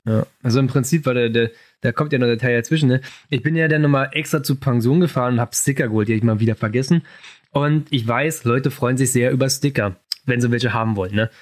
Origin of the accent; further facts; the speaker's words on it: Berlin, Germany; ich komme aus Berlin